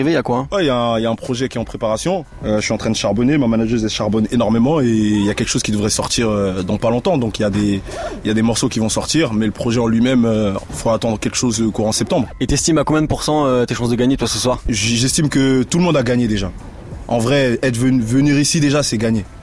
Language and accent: French; Paris, Île-de-France, France; Je suis un Parisien